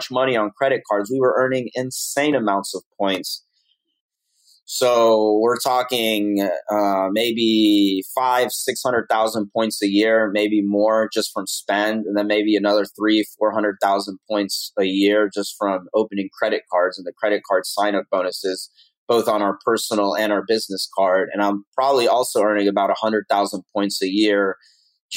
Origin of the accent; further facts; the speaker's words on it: Atlanta, Georgia, United States; I grew up in Atlanta